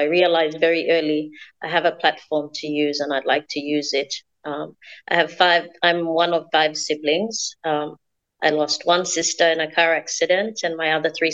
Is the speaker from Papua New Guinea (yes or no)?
yes; Central Province, Papua New Guinea; I'm from Central Province here in Papua New Guinea.